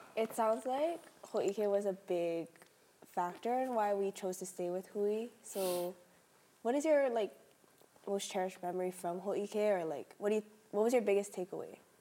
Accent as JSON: {"language": "English", "town": "Honolulu", "region": "Hawaii", "country": "United States", "moved": "as an adult", "lives_now": "Oregon, United States", "said": "I'm originally from Kapahulu, Oahu"}